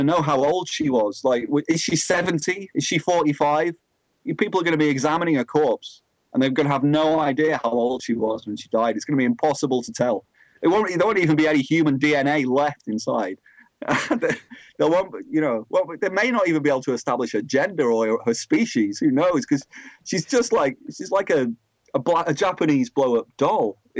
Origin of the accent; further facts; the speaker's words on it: Blackpool, North West England, United Kingdom; I'm from Blackpool, so I know loads of comedians